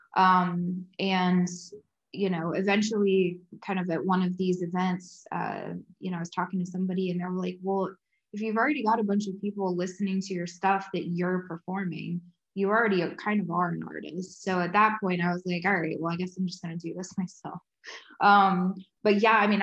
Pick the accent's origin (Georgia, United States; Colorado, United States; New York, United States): Georgia, United States; moved away as an adult; also born or lived in Athens, Georgia / St. Simons Island, Georgia / Nashville, Tennessee; I'm originally from Georgia, went to UGA, lived in St. Simon for a couple years, and then moved up to Nashville